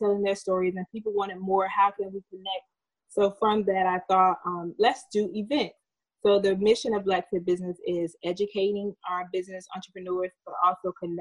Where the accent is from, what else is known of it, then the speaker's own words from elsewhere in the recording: Georgia, United States; moved away as an adult; also born or lived in Washington, District of Columbia, United States; I am originally from Georgia. I grew up in a small town, about 3,000 people